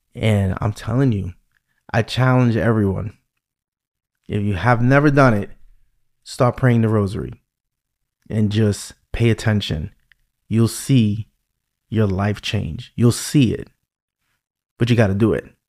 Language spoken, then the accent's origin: English; New York, United States; accent: New York; my New York accent